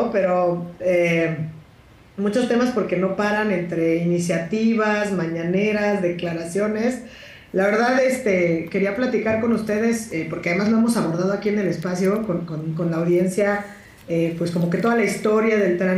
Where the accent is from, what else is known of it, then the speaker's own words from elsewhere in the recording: Oaxaca, Mexico; yo soy del interior de la República, mucha honra, soy oaxaqueña